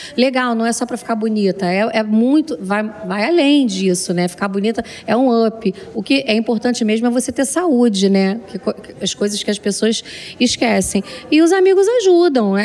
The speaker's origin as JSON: {"language": "Portuguese", "region": "Rio de Janeiro", "country": "Brazil", "tie": "born or raised there", "also_born_or_lived": "Fortaleza / São Paulo / Portugal", "moved": "yes", "said": "Fui criada no Rio de Janeiro, sou nascida em Fortaleza, criada no Rio de Janeiro e agora em São Paulo"}